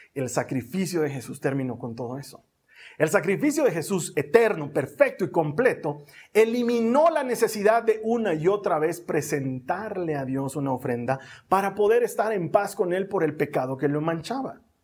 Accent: Bolivia; Así le llamamos aquí en Bolivia

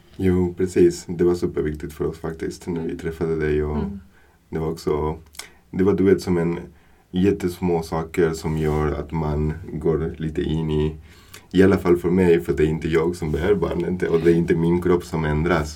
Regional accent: Buenos Aires, Argentina; Swedish is a second language; moved away as an adult; now in Sweden; Jag är från Argentina, mm. från Buenos Aires, Argentina. Mm. Och har kommit eh, till Sverige, har flyttat till Sverige 2011 mm. som, som vuxen.

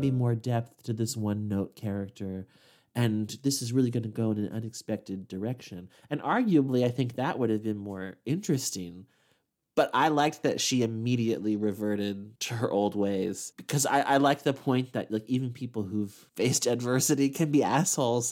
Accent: Midwest, United States; as a Midwesterner

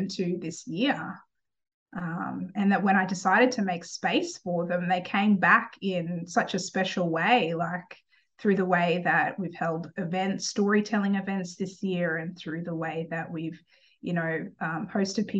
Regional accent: Cooran, Queensland, Australia; I grew up in Australia. I grew up in a little town called Corran, which had about 1,400 or so people in it when I was growing up. It was off the coast of the Sunshine Coast in Australia.

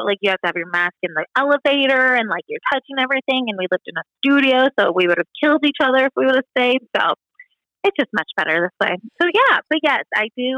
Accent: Cannon Beach, Oregon, United States; moved away as an adult; also born or lived in Hawaii / Miami, Florida; now in Bend, United States; I grew up in Cannon Beach, which is about an hour and a half outside of Portland

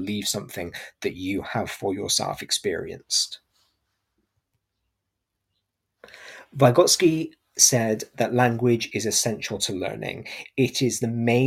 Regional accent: Gloucestershire, South West England, United Kingdom; I'm from Gloucestershire, so I quite often will drop the G at the end of my words.

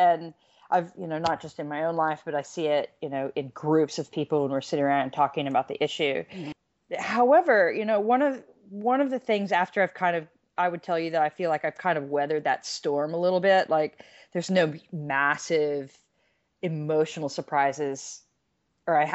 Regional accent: United States; moved away as an adult; I was an American living out of the country for years. I got an earful about American politics and people didn't like me just because of my accent.

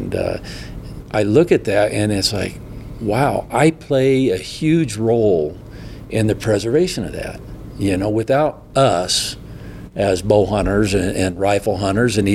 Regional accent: Midwest, United States; as a young kid growing up in the Midwest

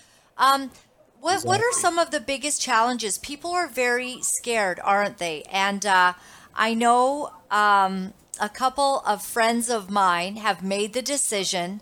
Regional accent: Canada; I am Canadian. I am a dual citizen of America as well, but my children are here

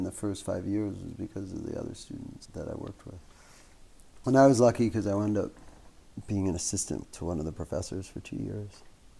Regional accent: New York, United States; moved away; I grew up in New York

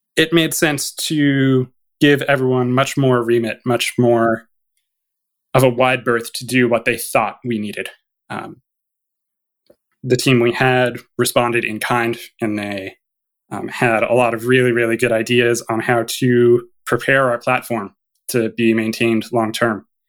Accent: Canada; as a Canadian

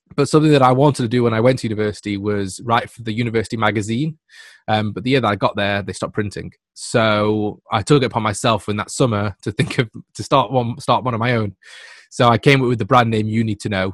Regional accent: England, United Kingdom; I'm from England

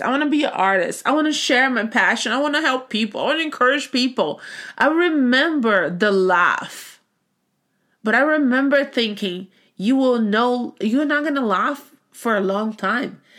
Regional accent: Brazil; moved away as an adult; now in United States; I grew up in Brazil

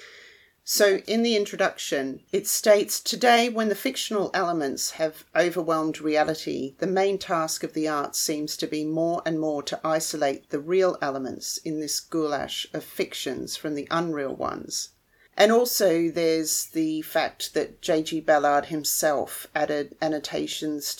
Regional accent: Melbourne, Victoria, Australia; I'm from Melbourne in Australia

